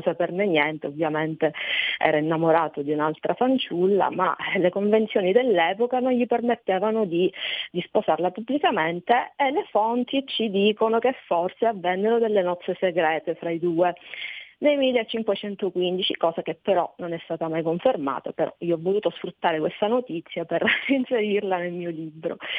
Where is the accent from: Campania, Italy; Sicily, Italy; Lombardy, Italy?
Sicily, Italy; alla mia terra, alla Sicilia